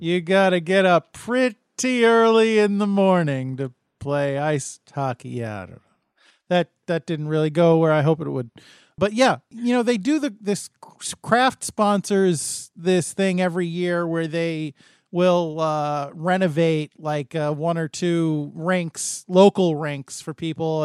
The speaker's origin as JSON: {"language": "English", "country": "United States", "said": "I'm an American"}